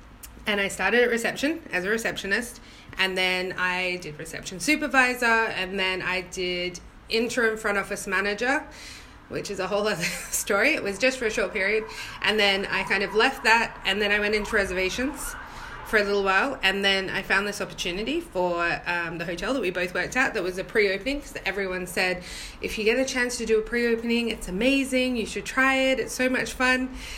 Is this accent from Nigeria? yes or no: no; Australia; moved away as an adult; now in England; My adventure was a little bit bigger than mini, and I moved over from Australia in 2012, so it was an adjustment, but I'm used to a northern accent.